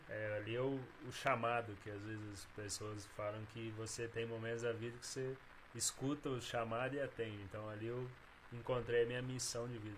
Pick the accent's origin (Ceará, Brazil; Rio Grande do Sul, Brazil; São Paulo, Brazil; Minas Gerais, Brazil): Minas Gerais, Brazil; Bom Repouso; now in Cambuí, Brazil; Eu sou de Bom Repouso, nasci lá. Vivi os 12 primeiros anos lá e aí eu vim para cá aos 12 anos.